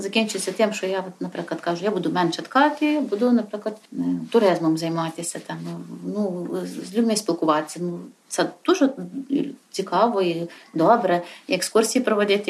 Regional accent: Yavoriv, Ivano-Frankivsk Oblast, Ukraine; я одна з місцевих таких корінних гуцулок

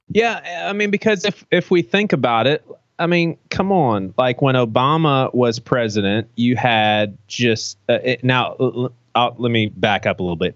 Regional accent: United States; I'm an American

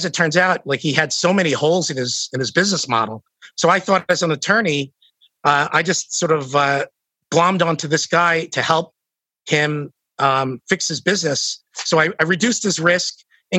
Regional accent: United States; I'm from the States

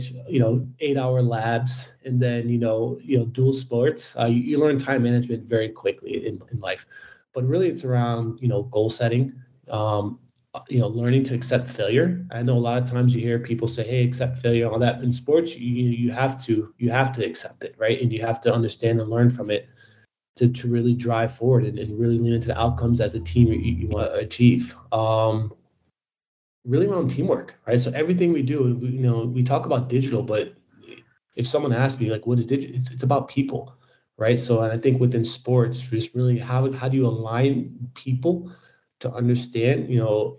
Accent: New York, United States; Growing up in inner city New York

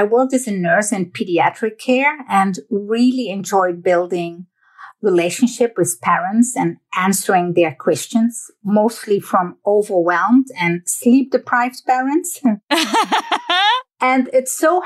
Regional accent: Netherlands; moved away; I was born and raised in the Netherlands, that little country

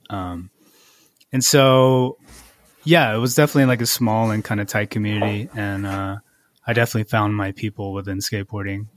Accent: Irvine, California, United States; also born or lived in San Luis Obispo / Santa Barbara / Torrance / Gardena; Fourth grade was when I moved to Irvine

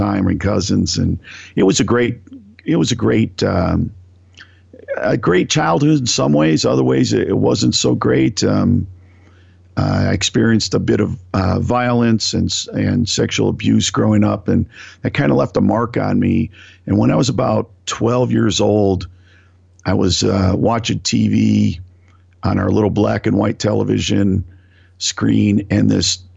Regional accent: Northeast Ohio, United States; I grew up in Northeast Ohio, working class family

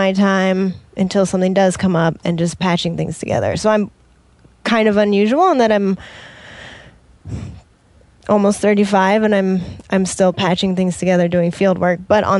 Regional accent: Washington, United States; Nope, I'm from Washington over in that area.

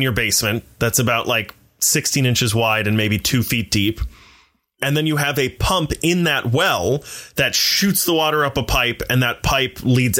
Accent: Midwest, United States; also born or lived in Ohio / Michigan / North Carolina; Well, I'm from the Midwest and we moved around.

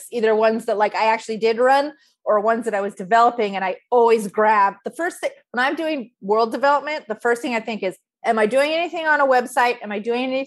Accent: San Diego, California, United States; I grew up in San Diego, so we weren't too far from

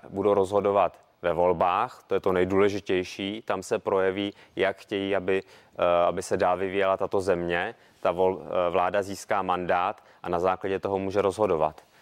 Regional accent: Prague, Czechia; já jsem z Prahy, takže Olga Richterová je i mojí lídriní

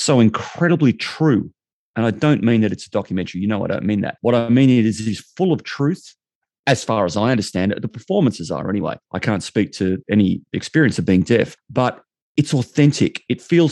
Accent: Australia; I'm an Aussie bloke

